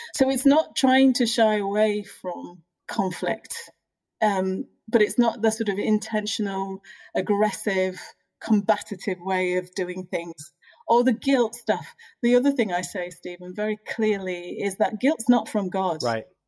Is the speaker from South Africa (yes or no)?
no; United Kingdom; I'm British African Caribbean